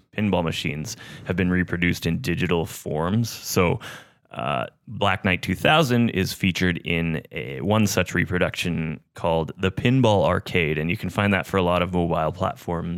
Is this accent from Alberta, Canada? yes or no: no; Terrace, British Columbia, Canada; where I grew up in Terrace, BC